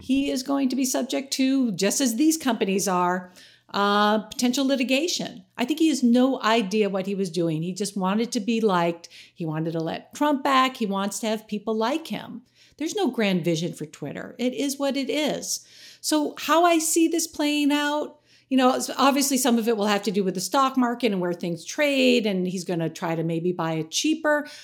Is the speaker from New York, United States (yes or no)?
yes; New York, United States; I'm a New Yorker